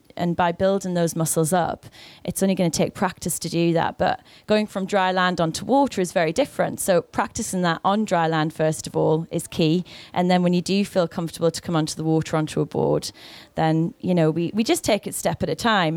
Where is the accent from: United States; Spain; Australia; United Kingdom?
United Kingdom; the Northeast, North East England; moved away; I'm from the Northeast.